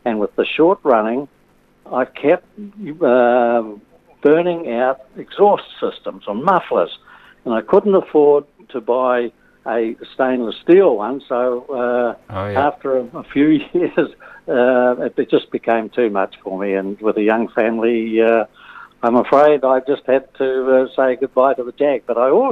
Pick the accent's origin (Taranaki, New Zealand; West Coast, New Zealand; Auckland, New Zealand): West Coast, New Zealand; Greymouth; moved away as an adult; also born or lived in Balclutha / Nelson; now in Whangamata, New Zealand; I was born in Greymouth, went to the primary school in Greymouth and Grey Technical High